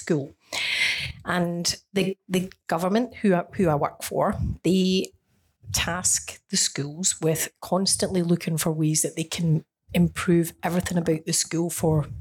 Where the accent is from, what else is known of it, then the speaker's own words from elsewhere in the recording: Scotland, United Kingdom; now in Australia; I come from Scotland